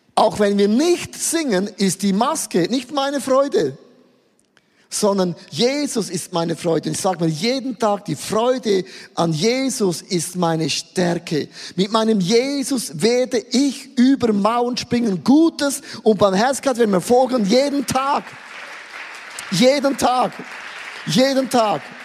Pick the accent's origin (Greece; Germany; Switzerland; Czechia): Switzerland; Ich bin ja als Schweizer zu laut, ich bin als Schweizer zu schön